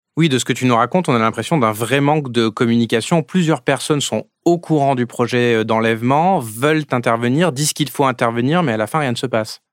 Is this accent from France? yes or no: yes; France; je suis français